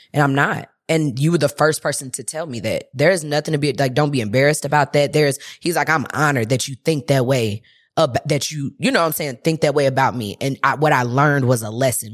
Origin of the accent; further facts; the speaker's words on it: St. Louis, Missouri, United States; moved away; I'm from Saint Louis